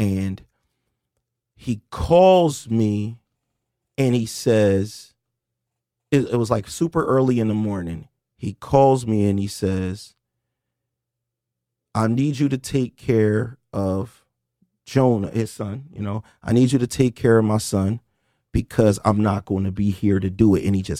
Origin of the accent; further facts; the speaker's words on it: Camden, New Jersey, United States; We're from Moore Street in Camden. Well, some people think we're from Cherry Street, depending on whatever era.